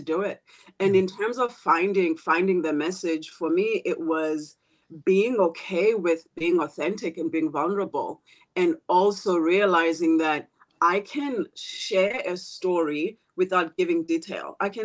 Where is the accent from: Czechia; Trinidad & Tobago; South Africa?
South Africa; moved away as an adult; also born or lived in South Korea / Malaysia / Thailand / Philippines; now in Seattle, United States; I'm from a small village town in South Africa. And the story of being raised by a poor priest